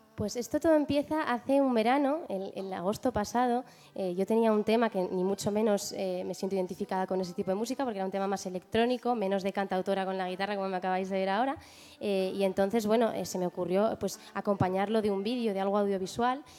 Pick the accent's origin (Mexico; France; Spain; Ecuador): Spain; also born or lived in London, United Kingdom; con cuatro años me vine a España